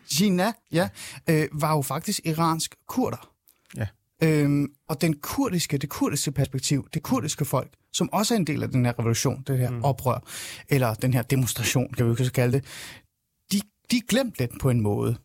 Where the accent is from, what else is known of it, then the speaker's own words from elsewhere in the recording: Denmark; also born or lived in Shiraz, Iran; jeg er faktisk faktisk iraner. Jeg er kommet til øh, Danmark, da jeg var øh, fem år gammel, og jeg er øh, født i Shiraz